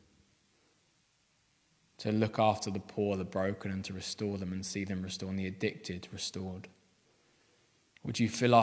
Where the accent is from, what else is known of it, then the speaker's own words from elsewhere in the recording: Aldershot, South East England, United Kingdom; I was brought up in Aldershot